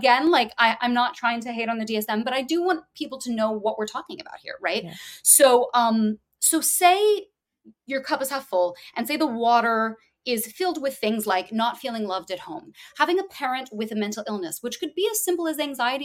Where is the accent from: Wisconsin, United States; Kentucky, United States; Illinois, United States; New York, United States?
Kentucky, United States; Louisville; I'm from Louisville, Kentucky. I went to a place called Walden Theater, now Commonwealth Theater Center